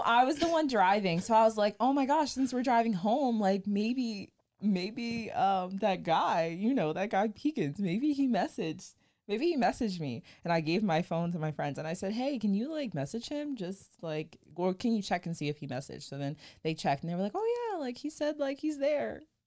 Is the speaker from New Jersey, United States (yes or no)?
yes; New Jersey, United States; I'm from South Jersey